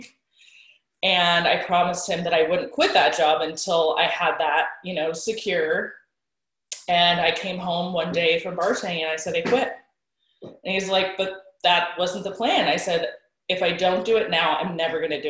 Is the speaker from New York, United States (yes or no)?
no; Sonoma County, Bay Area, California, United States; now in Pleasant Hill, United States; I'm from the Bay Area, Sonoma County originally, and I live in Pleasant Hill right now